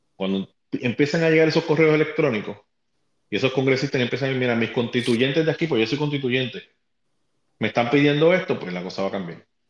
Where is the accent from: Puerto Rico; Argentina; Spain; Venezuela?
Puerto Rico; now in Arkansas, United States; yo soy puertorriqueño, yo vivo en este estado